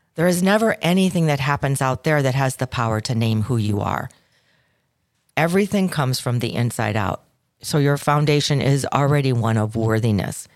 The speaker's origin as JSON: {"language": "English", "town": "Chicago", "region": "Illinois", "country": "United States", "said": "I'm from Chicago"}